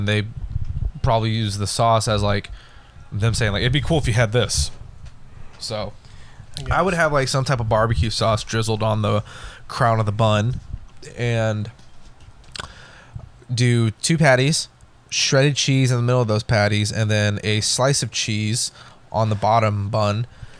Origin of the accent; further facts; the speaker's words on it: Texas, United States; I'm Texan.